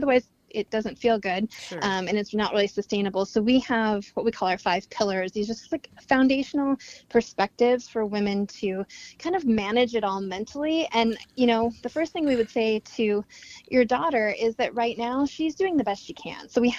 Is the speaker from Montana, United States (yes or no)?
yes; Montana, United States; also born or lived in Seattle; now in New York City, United States; I grew up in Montana, Seattle. Now we live in New York City, two little girls